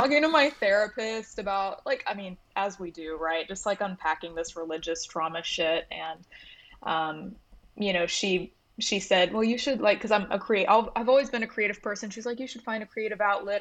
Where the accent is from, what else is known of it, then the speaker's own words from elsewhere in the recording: Buford, Georgia, United States; now in Nashville, United States; I grew up in Georgia, um, in suburban Atlanta area, like, outside, um, of Atlanta